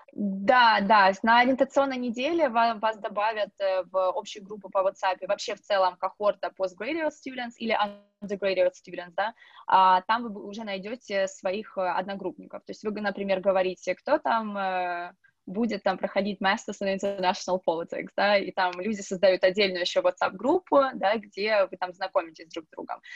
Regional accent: Russia; moved away as an adult; now in Dublin, Ireland; я одна из России

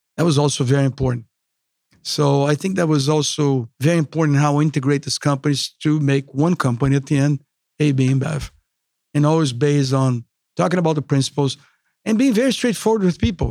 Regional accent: Brazil; English is a second language; moved away as an adult; myself from Brazil

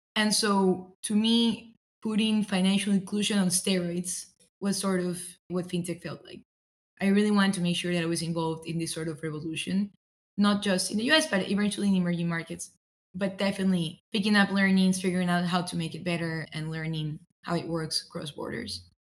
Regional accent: Ecuador; moved away as an adult; also born or lived in Philadelphia, United States; now in Southern California, United States; I'm originally from Ecuador. I was born and raised there in South America, came to the US as an international student to pursue my undergrad at UPenn

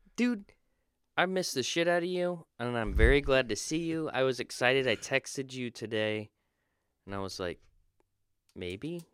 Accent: Florida, United States; I was born in Florida

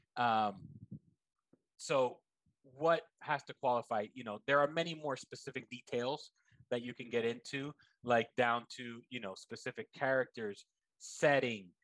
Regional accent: Miami, Florida, United States; I am Cuban American. I'm from Miami

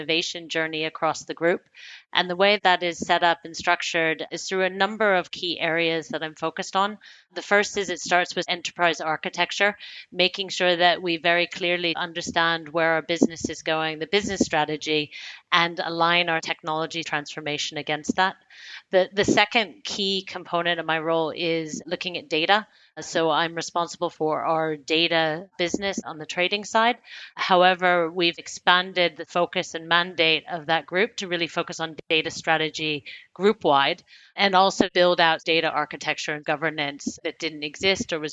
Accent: United States; moved away as an adult; also born or lived in United Kingdom / Hong Kong; now in Frankfurt, Germany; I'm American by birth and education, but I have spent my full working career predominantly outside of the US, mostly in the UK, but also spent 6 years in Asia Pacific based out of Hong Kong. And now I've been in Germany based out of Frankfurt

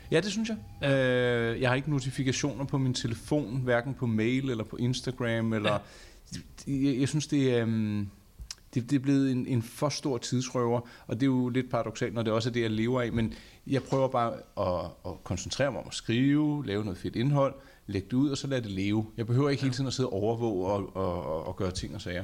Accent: north of Copenhagen, Capital Region of Denmark, Denmark; jeg er vokset op herude, og man ja. taler jo om to ting herude. Der er ja. den ene og den anden side af Lyngbyvejen

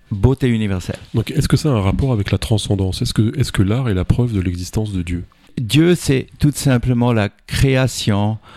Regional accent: St. Gallen, Switzerland; now in Vevey, Switzerland; Je suis né en Saint-Gall, oui, en Suisse.

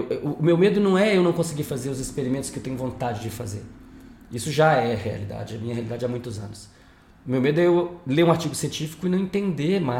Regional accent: Brasília, Federal District, Brazil; born or raised there; moved away as an adult; also born or lived in United States / Natal

